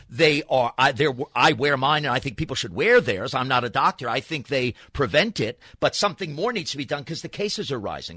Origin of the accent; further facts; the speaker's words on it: New York, United States; now in Los Angeles, United States; I grew up in New York, came here